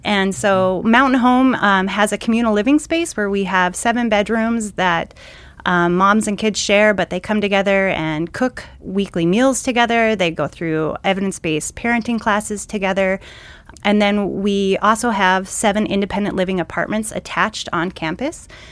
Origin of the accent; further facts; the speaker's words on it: Great Falls, Montana, United States; I'm born and raised in Great Falls, Montana